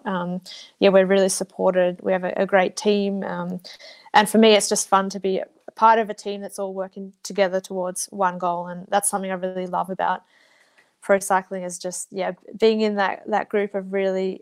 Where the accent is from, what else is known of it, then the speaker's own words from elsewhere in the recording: Blue Mountains, New South Wales, Australia; moved away; I'm from the Blue Mountains, so I love just being able to appreciate where I live